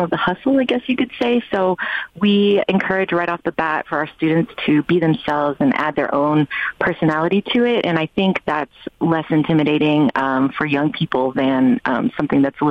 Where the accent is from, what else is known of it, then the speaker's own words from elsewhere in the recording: Bay Area, California, United States; moved away; also born or lived in New York; I grew up here in the Bay Area, born and raised